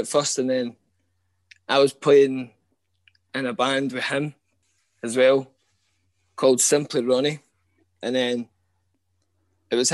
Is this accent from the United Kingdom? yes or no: yes; Coltness, Scotland, United Kingdom; I grew up in Colton, where I still stay.